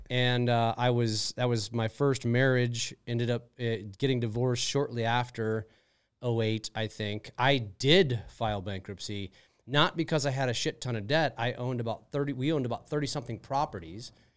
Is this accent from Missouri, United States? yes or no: yes; St. Louis, Missouri, United States; also born or lived in Wisconsin / Minnesota; Moved to Saint Louis when I was about three years old